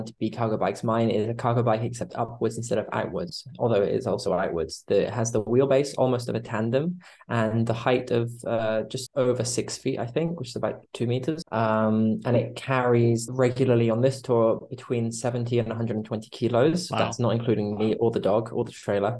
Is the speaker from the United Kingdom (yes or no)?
yes; United Kingdom; I'm half British, half Italian, and I've grown up mostly in the UK